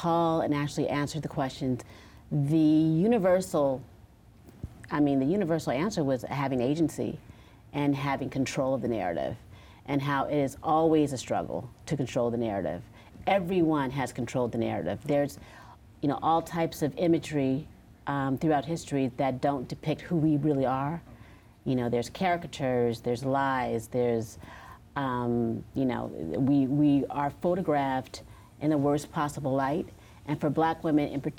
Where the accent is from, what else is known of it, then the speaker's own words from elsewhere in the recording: Los Angeles, California, United States; now in New York, United States; I am from Los Angeles, California